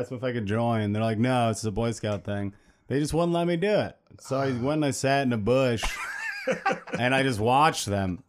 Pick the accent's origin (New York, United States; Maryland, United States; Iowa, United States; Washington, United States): New York, United States; upstate; accent: weird twang; also born or lived in Rutland, Vermont; I lived there till I was like three, and then I moved with my mom to upstate New York.